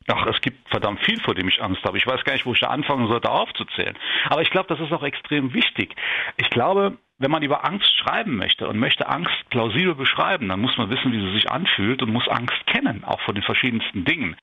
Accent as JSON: {"language": "German", "town": "Saarburg", "region": "Rhineland-Palatinate", "country": "Germany", "tie": "born or raised there", "said": "hier in Saarburg, in meiner Heimat"}